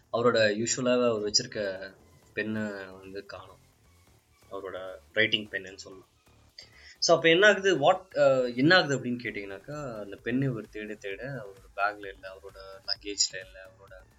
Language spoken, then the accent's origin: Tamil; Ooty, Tamil Nadu, India; என் சொந்த ஊரான ஊட்டியில் uh, இருக்கின்றேன்